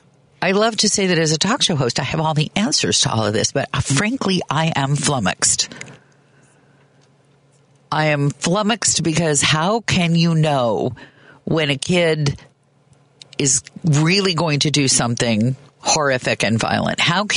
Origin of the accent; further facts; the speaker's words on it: Midwest, United States; also born or lived in Kansas / Chicago; I, like you, am a Midwesterner, and I grew up in Kansas and Chicago